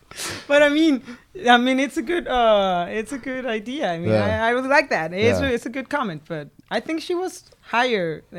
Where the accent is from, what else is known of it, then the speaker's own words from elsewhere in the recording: Guadalajara, Jalisco, Mexico; moved away as an adult; I'm from Guadalajara.